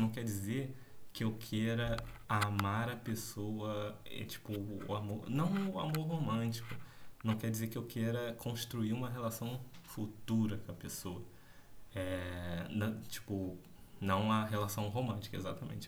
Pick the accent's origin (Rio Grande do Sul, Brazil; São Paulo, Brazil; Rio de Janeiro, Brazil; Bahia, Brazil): Rio de Janeiro, Brazil; accent: carioca; esse sotaque carioca